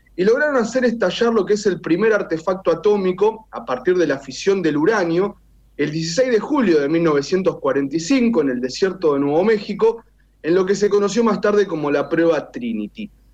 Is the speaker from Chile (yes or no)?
no; Argentina; un país como el nuestro